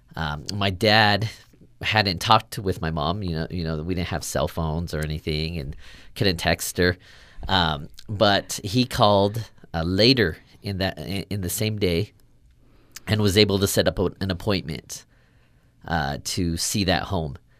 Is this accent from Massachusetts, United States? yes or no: no; Sacramento, California, United States; moved away; I grew up in Sacramento, California, kind of inner city Sacramento